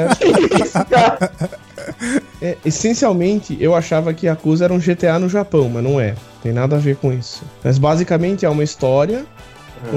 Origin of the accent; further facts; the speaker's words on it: Brazil; nós brasileiros